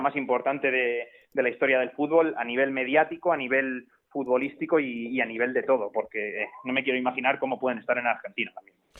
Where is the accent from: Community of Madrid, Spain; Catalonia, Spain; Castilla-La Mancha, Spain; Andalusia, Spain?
Castilla-La Mancha, Spain; Alcázar de San Juan; el equipo de, mi pueblo, con ese gimnástico